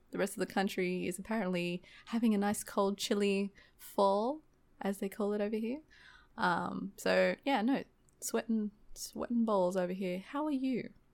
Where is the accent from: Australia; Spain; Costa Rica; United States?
Australia; accent: fast-paced Australian; I'm actually really self-conscious about my, um, my accent. Um, especially when I have to order things and I always try to, like, articulate my words and try to slow down my fast-paced Australian talking.